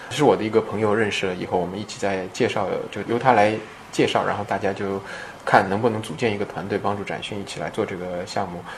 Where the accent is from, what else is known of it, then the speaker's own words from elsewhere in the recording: China; moved away as an adult; also born or lived in United States / California; 当然我是中国人嘛